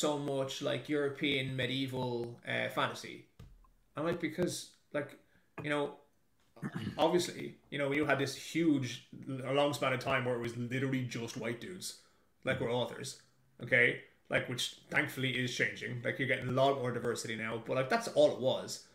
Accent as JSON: {"language": "English", "country": "Ireland", "tie": "born or raised there", "also_born_or_lived": "Dublin", "moved": "as an adult", "lives_now": "New Zealand", "said": "till the day I die, it's Ireland's my country. Like, that's where I'm raised"}